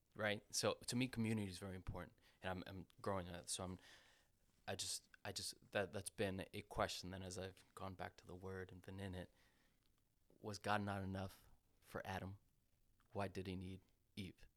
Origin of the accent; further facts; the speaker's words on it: Costa Rica; moved away; I'm from Costa Rica. I'm blessed to have been born in that country.